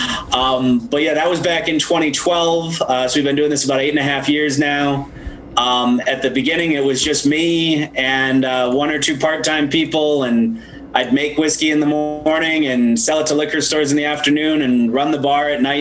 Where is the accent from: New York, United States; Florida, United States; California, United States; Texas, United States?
New York, United States; 6.5 hours north of New York City, upstate; also born or lived in Washington, District of Columbia, United States; I've also always liked my hometown